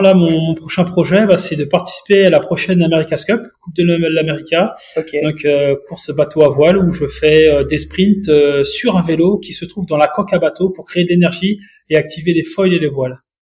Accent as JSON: {"language": "French", "area": "Mayenne", "region": "Pays de la Loire", "country": "France", "said": "chez moi en Mayenne"}